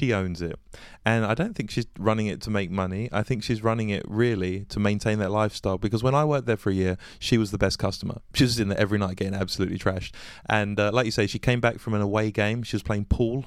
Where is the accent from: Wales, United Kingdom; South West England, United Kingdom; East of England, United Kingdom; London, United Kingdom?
East of England, United Kingdom; Essex; my hometown, to Essex, where my parents are